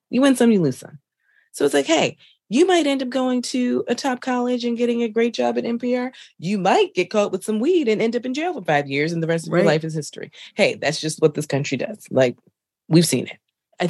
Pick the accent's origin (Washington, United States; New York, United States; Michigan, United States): Michigan, United States; Detroit; oh, I'm from Detroit. It's like, no, where are you from? It's like, Louisiana, then Detroit. And then it's like, no, where are you from? Like, where are your people from? And you're like, oh, I'm just black.